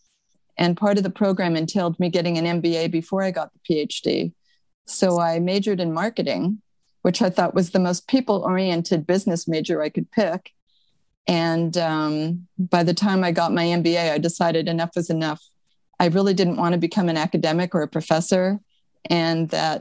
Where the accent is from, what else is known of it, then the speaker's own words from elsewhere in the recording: Montreal, Quebec, Canada; moved away as an adult; now in California, United States; I'm originally from Montreal, Canada. I moved to California when I was 20.